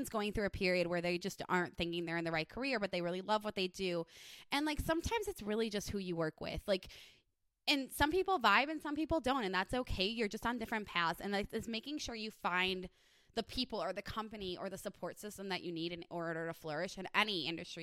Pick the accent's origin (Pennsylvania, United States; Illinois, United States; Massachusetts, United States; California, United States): Illinois, United States; Chicago; now in Las Vegas, United States; I grew up in Chicagoland area